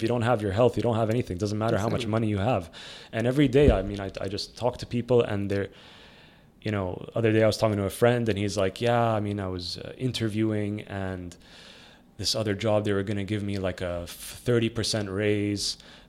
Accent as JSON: {"language": "English", "region": "Dubai", "country": "United Arab Emirates", "tie": "born or raised there", "said": "I always think back about, you know, my youth and my, like, growing up in Dubai in the 90s."}